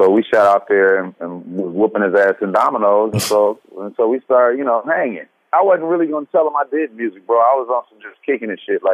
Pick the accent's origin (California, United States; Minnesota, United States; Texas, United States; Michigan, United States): California, United States; Los Angeles; I'm from the West Side